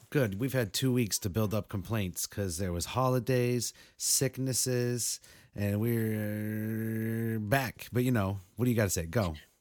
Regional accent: New England, United States; the snowstorm we just had out here in New England

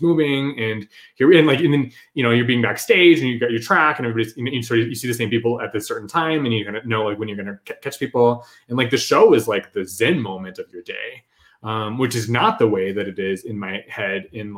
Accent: Houston, Texas, United States; now in Las Vegas, United States; well, I'm from Houston, but I live in Vegas, even though we'd been there, you know, for years and years and years.

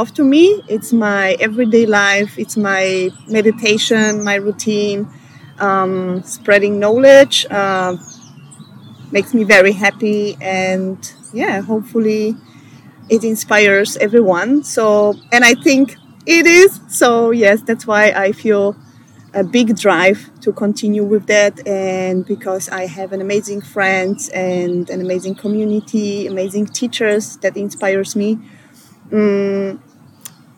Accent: Poland; English is a second language; moved away as an adult; now in Vienna, Austria; I come from Poland, but I'm based in Vienna since 8 years.

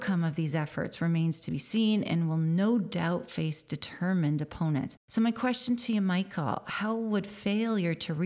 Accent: Canada; moved away; I'm originally from Canada. My family is still in Canada

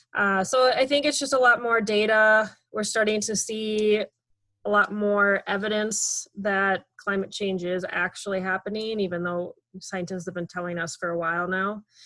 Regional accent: Minnesota, United States; I'm from Minnesota

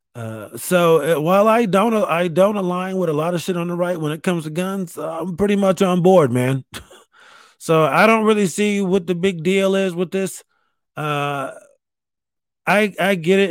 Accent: New York, United States; I grew up in New York

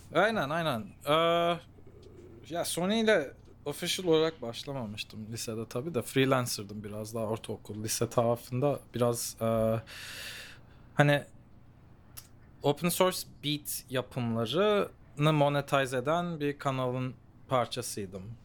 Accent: Los Angeles, California, United States; moved away as an adult; also born or lived in Santa Monica / Melbourne, Australia; now in South Korea; ben doğma büyüme şeyden geliyorum bu arada. Los Angeles'tan geliyorum

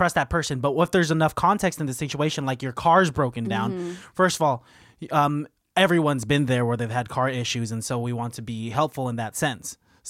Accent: New Jersey, United States; Yeah, we're from New Jersey. What are you talking about? Hey, Felicia, you don't tell me where I'm from because I'm a strong, independent woman from New Jersey.

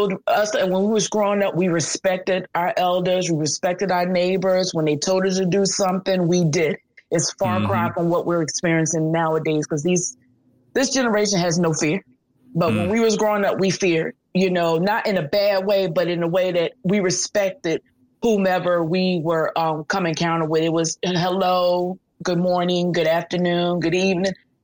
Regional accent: Philadelphia, Pennsylvania, United States; I was born and raised here in Philadelphia in the Minery section to a single mother.

